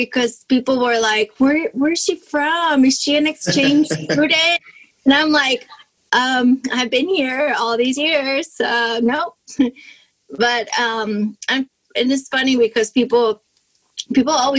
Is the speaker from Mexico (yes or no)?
yes; Mexico; English is a second language; I was born and raised in Mexico